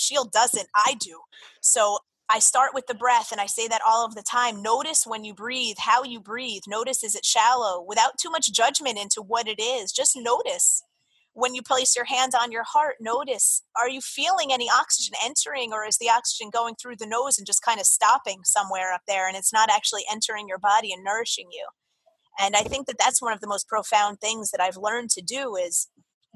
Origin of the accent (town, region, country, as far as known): Jersey Shore, New Jersey, United States; born or raised there; moved away as an adult; also born or lived in Florida